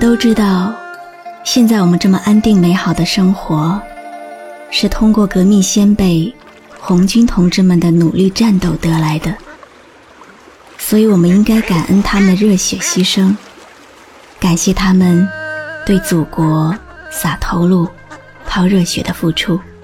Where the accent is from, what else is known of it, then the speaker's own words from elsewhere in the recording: China; 我是中国人